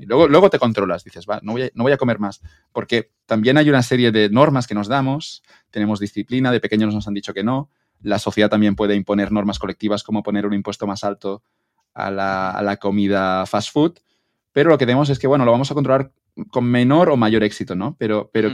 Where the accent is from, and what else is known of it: Spain